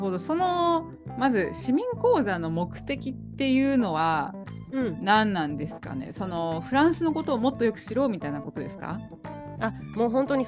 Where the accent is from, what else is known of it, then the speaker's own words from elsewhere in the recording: Japan; moved away as an adult; now in Paris, France; 100%、日本人のままです。そうですね。ピュアジャパニーズ